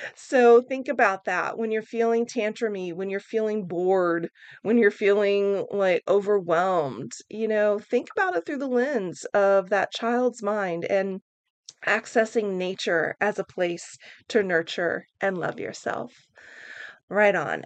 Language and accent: English; Oklahoma, United States; now in San Francisco, United States; growing up in Oklahoma.